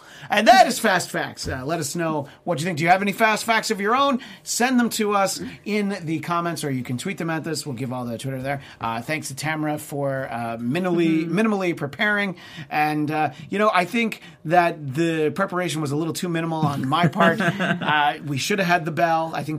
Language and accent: English; Canada; look, I'm Canadian.